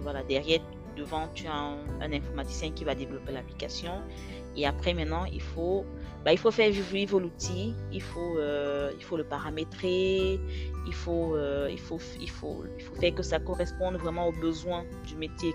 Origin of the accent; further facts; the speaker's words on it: Douala, Littoral, Cameroon; moved away as an adult; now in France; je viens de Douala, donc euh, Douala, très très chaud